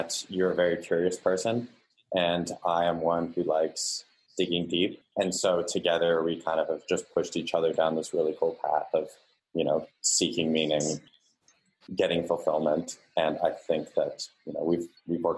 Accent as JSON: {"language": "English", "town": "San Diego", "region": "California", "country": "United States", "tie": "born or raised there", "said": "I am originally from San Diego, California. I grew up there until I was, you know, graduated high school"}